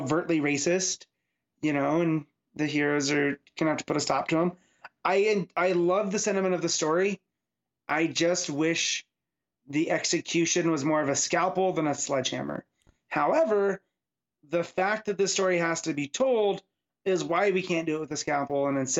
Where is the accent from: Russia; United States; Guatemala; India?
United States; Seattle, Washington; You know, I'm born and raised in Seattle.